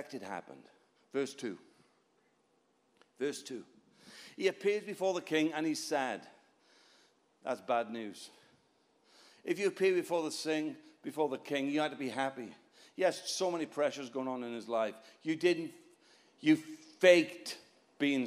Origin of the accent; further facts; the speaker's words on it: Wales, United Kingdom; I'm not English. I'm Welsh